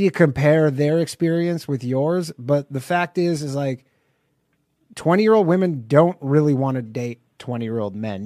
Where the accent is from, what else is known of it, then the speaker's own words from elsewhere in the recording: Canada; I'm not from America. I'm from Canada